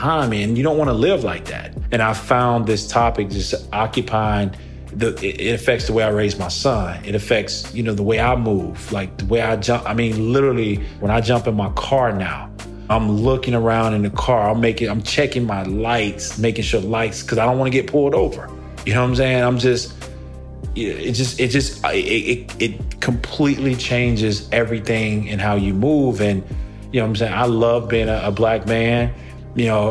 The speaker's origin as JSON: {"language": "English", "town": "Moss Point", "region": "Mississippi", "country": "United States", "tie": "born or raised there", "moved": "yes", "said": "I grew up in Moss Point, Mississippi, a really small town on the Gulf Coast of Mississippi"}